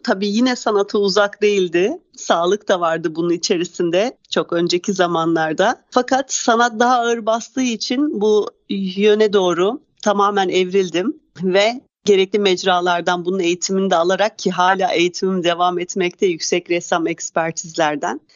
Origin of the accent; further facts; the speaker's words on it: İzmir, Turkey; moved away as an adult; now in Istanbul, Turkey; İzmir doğumluyum. Ee, bir yıllık İstanbulluyum.